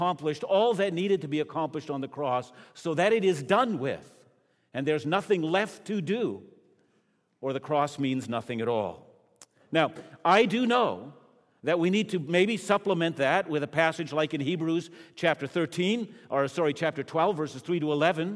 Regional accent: Canada; as a Canadian

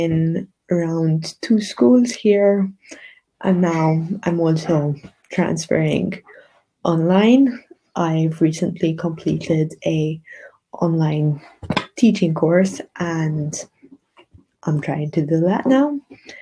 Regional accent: Malta; I'm an English teacher from Malta.

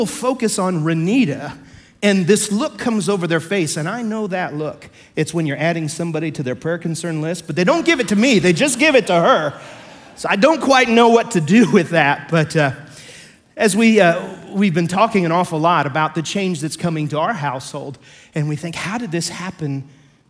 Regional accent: Pike County, Illinois, United States; I come from Pike County, Illinois

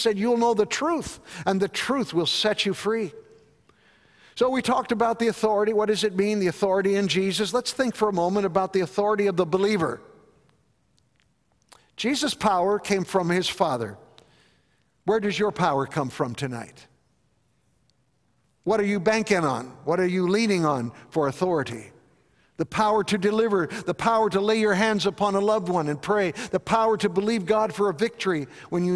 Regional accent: Chicago, Illinois, United States; growing up in Chicago, my parents were attending Bethel Temple

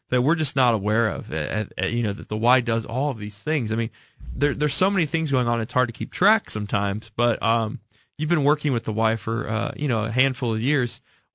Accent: Missouri, United States; I grew up in the Northland, and you all built a great Y up there in Parkville.

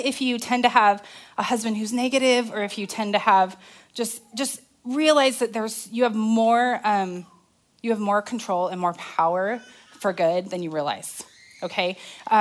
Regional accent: Arizona, United States; now in Texas, United States; I'm from Arizona

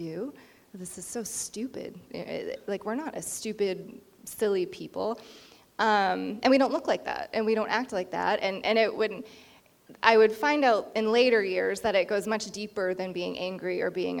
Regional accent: Indian Island, Penobscot Nation, Maine, United States; I was raised on Indian Island, the Penobscot Nation. I'm a Penobscot tribal citizen

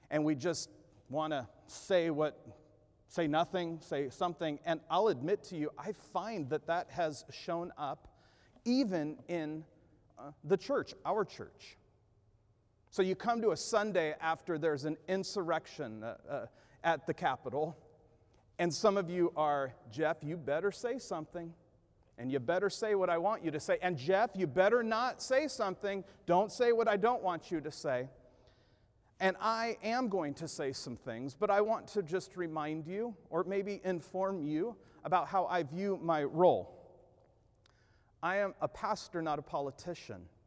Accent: Ventura, California, United States; I was growing up in Ventura, California

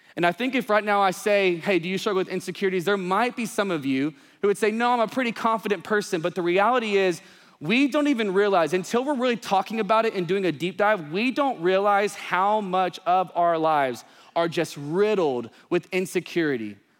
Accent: East Texas, United States; I grew up in the country, small town, East Texas, yee yee stuff all the time

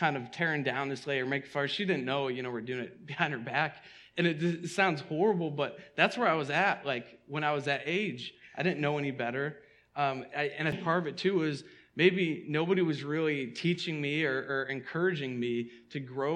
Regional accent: outside of Boston, Massachusetts, United States; the church I grew up in outside of Boston

